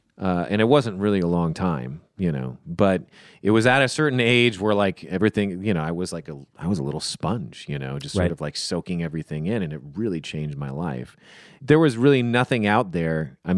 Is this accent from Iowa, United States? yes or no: no; Moreno Valley, California, United States; also born or lived in Orange County, California; I grew up, I'm a California-raised boy. Man, whatever you want to call it. I grew up in Riverside County, grew up in Orange County.